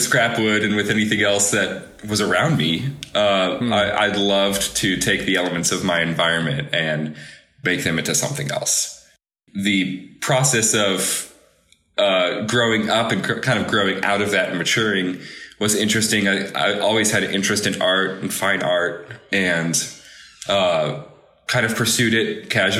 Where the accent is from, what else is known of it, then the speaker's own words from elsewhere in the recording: Chicago, Illinois, United States; moved away as an adult; growing up in Chicago